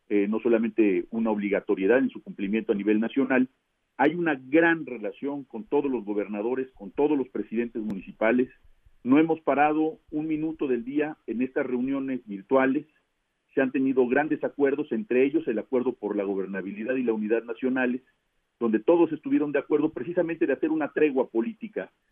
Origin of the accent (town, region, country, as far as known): Mexico